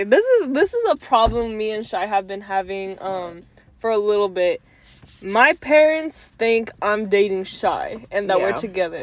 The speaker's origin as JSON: {"language": "English", "region": "Rhode Island", "country": "United States", "said": "I'm from Rhode Island."}